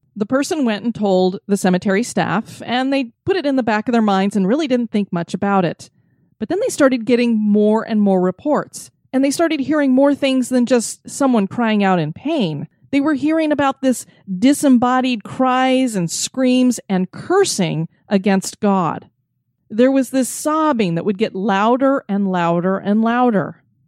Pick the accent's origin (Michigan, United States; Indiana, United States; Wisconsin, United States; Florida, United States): Florida, United States; my home state of Florida